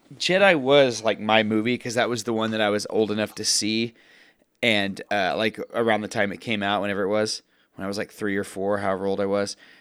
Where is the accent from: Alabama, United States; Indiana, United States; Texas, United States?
Texas, United States; I grew up in Texas